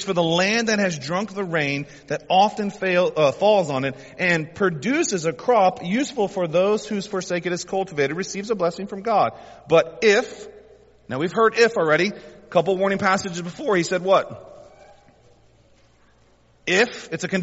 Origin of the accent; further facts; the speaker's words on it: the South, United States; We're most of us born and raised in the South